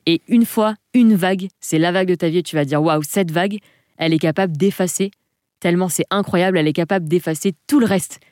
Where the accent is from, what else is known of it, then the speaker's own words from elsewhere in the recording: Provence-Alpes-Côte d'Azur, France; moved away as an adult; also born or lived in Southern Alps; je suis originaire de la Côte d'Azur, enfant de la Méditerranée. J'ai toute ma famille sur la Côte d'Azur